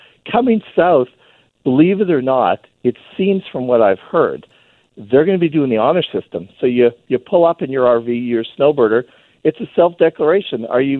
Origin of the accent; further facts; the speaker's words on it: Canada; I could drive north whenever I want. I'm a Canadian, but the problem is I have to jump through these hoops.